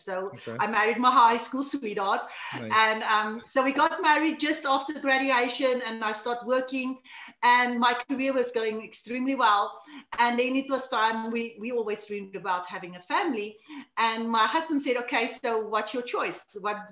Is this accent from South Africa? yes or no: yes; South Africa; from South Africa, way here in Africa. I grew up here. I actually stay still in the hometown that I grew up